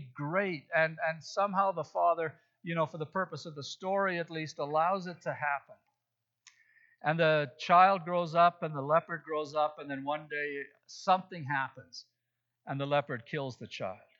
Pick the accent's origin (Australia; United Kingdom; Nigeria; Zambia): Zambia; moved away; When I was growing up in Africa, in Zambia